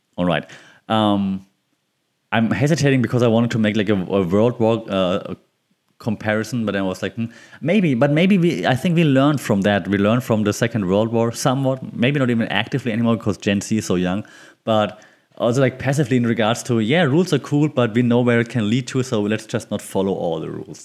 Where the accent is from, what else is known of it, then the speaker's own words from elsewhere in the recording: Bavaria, Germany; moved away; I'm from Bavaria.